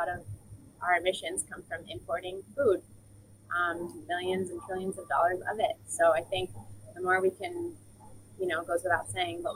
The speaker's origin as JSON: {"language": "English", "region": "New Jersey", "country": "United States", "tie": "born or raised there", "moved": "yes", "lives_now": "Barbados", "said": "where I grew up in New Jersey"}